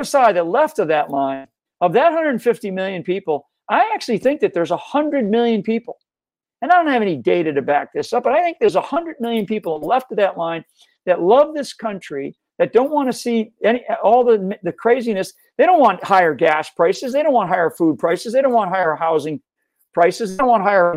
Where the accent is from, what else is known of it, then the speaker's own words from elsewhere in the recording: Rhode Island, United States; I grew up in Rhode Island, stayed around, heavily Democrat